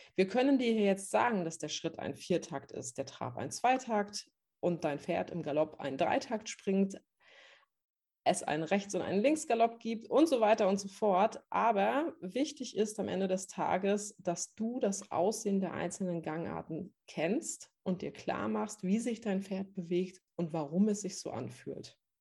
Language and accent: German; Northern Germany, Germany; moved away as an adult; ich bin vor zweieinhalb Jahren nach Norddeutschland in meine alte Heimat zurückgezogen